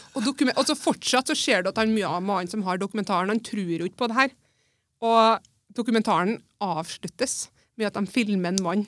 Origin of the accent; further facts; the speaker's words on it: Melhus, Trøndelag, Norway; Jeg er jo født og oppvokst på Melhus